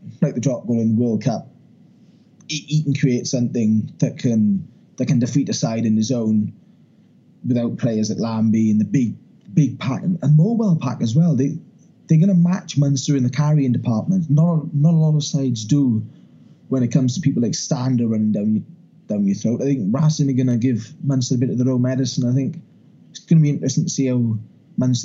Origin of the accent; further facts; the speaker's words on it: Wales, United Kingdom; as a Welshman